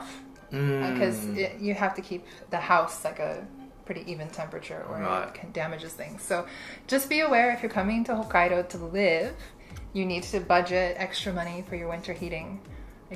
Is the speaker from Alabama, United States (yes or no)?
no; Florida, United States; born or raised there; moved away as an adult; also born or lived in Indiana; now in Japan